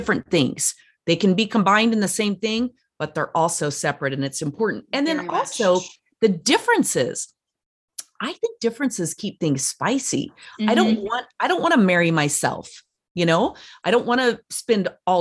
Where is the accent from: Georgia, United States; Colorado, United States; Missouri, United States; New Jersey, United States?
Colorado, United States; Durango; I'm from Durango, Colorado, which is a fun little touristy town